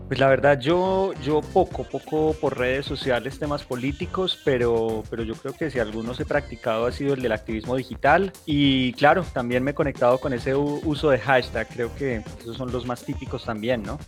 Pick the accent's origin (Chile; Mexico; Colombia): Colombia; nosotros como colombianos